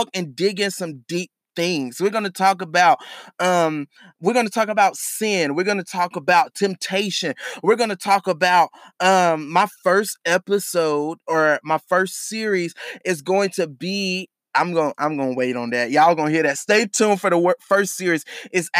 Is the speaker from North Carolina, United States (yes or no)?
yes; Charlotte, North Carolina, United States; I am from Charlotte, North Carolina